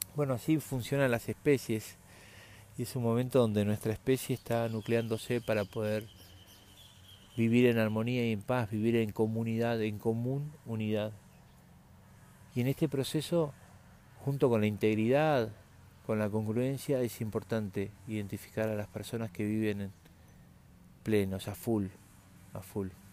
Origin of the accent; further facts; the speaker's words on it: Argentina; somos argentinos